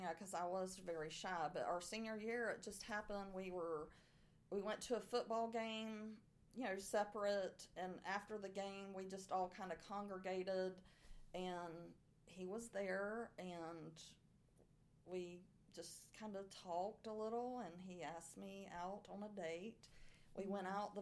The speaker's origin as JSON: {"language": "English", "town": "Arcadia", "region": "Florida", "country": "United States", "tie": "born or raised there", "accent": "southern"}